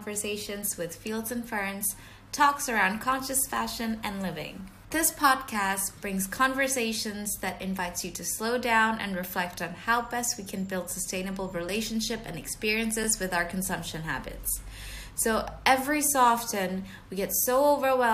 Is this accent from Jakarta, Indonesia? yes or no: yes; Jakarta, Indonesia; moved away as an adult; now in London, United Kingdom; we both just moved to London. I was from Jakarta, Indonesia